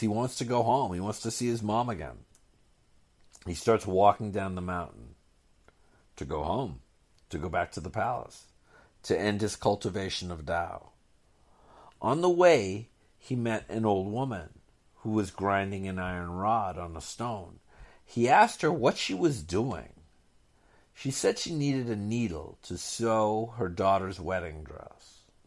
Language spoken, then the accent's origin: English; Boston, Massachusetts, United States; Boston, which I considered my hometown